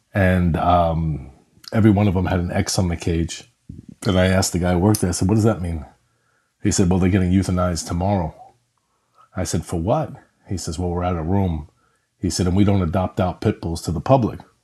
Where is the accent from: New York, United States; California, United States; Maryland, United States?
New York, United States; I grew up in New York in an apartment